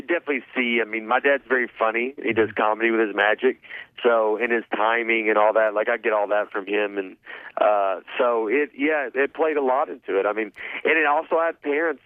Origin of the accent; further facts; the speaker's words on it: the South, United States; I'm from a small town, like, I'm from the South